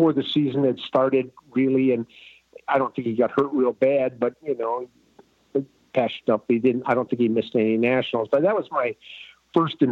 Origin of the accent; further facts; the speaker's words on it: Milwaukee, Wisconsin, United States; Where I grew up in Milwaukee was pretty much a racially divided city